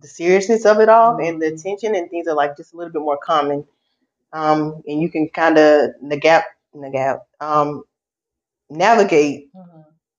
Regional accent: Augusta, Georgia, United States; I'm from the Augusta area

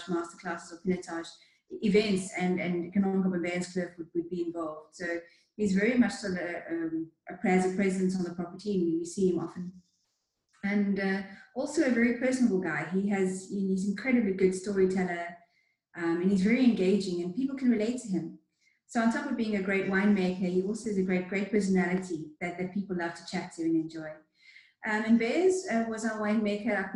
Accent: Cape Town, Western Cape, South Africa; also born or lived in Stellenbosch; I grew up in Cape Town, and I moved to Stellenbosch to come to university

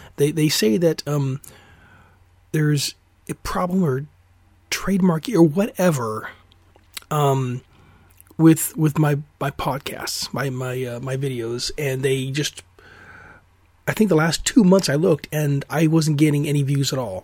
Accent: Alaska, United States; now in Oregon, United States; I'm from Alaska originally

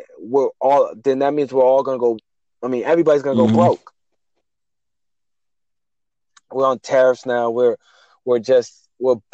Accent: New York, United States; also born or lived in New Jersey; I'm from New York.

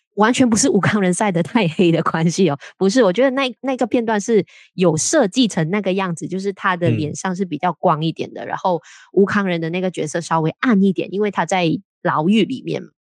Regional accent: Malaysia; 我们身为马来西亚人

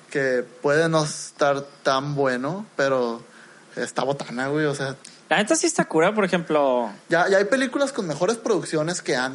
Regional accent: Mexico; nosotros como mexicanos necesitamos otra cosa de entretenimiento.

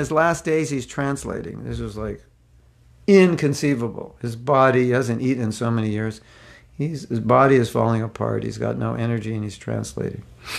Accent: Mexico; I'm from Mexico, I chant Hare Krishna, from Mexico.

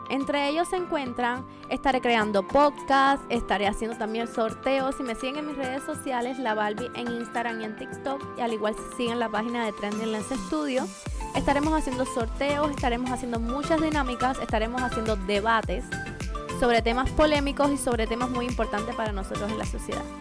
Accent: Cuba; moved away as an adult; now in Bradenton, United States; Pues como pueden ver yo soy cubana, la bandita está por aquí atrás, tengo 23 años y llevo muy poco aquí en Estados Unidos. Me encuentro localizada en el estado de la Florida, en Bradenton.

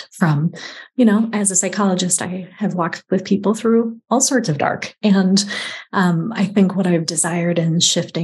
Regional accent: California, United States; now in Eastern United States; being a Californian, moving to the East

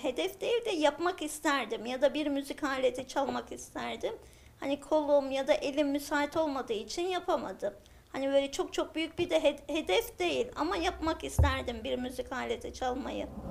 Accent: Ağrı Province, Turkey; Aslen Ağrılıyım

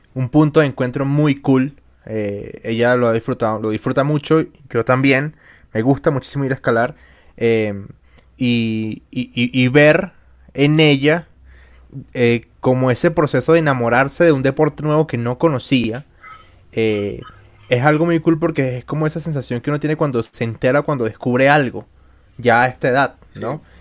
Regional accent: Venezuela; yo soy venezolano

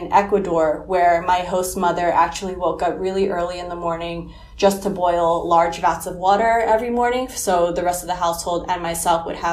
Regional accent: New York City, New York, United States; I was born and raised in New York City

